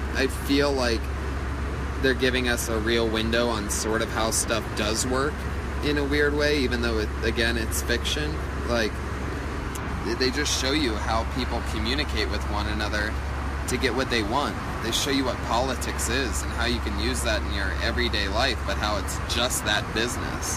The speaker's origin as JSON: {"language": "English", "region": "Ohio", "country": "United States", "tie": "born or raised there"}